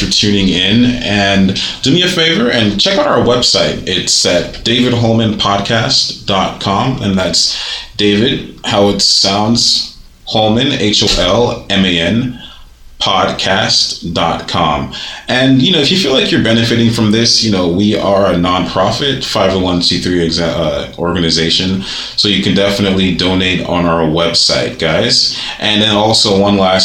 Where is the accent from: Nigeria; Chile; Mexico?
Nigeria; Lagos; moved away as an adult; now in United States; growing up in Nigeria, especially in Lagos